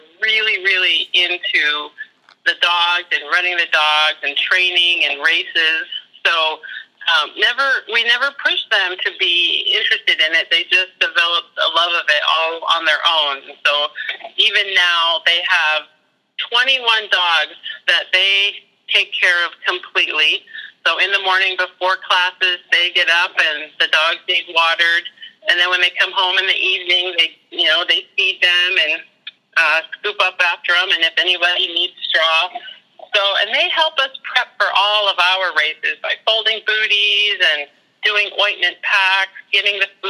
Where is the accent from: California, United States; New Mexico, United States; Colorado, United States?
Colorado, United States; moved away as an adult; also born or lived in Germany; now in Alaska, United States; We grew up in Colorado